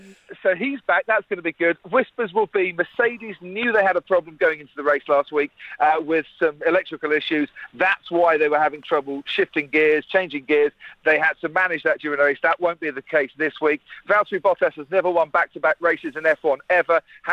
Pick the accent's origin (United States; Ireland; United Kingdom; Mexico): United Kingdom; Stevenage, East of England; I'm from Stevenage